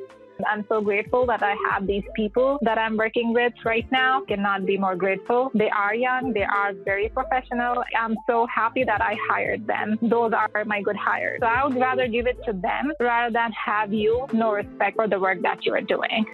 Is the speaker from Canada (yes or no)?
no; India; moved away as an adult; now in United States; Originally, I was born in India, and I've been in the states for almost five years now